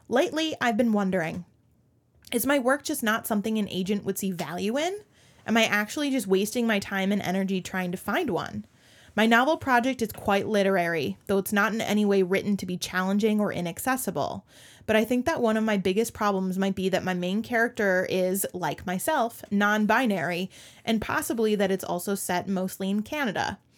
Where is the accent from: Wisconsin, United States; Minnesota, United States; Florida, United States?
Minnesota, United States; as a Minnesotan